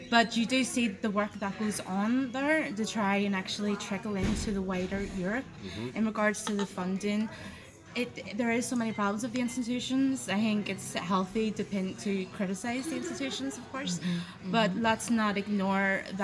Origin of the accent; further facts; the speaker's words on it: Ireland; not just as an Irish citizen, but also as an activist.